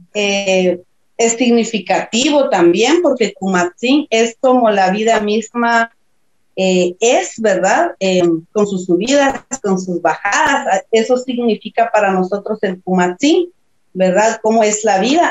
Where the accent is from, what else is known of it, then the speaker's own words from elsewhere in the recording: San Juan Comalapa, Chimaltenango, Guatemala; Soy de Chichot, de San Juan Comalapa, de un pueblo maya caquiquel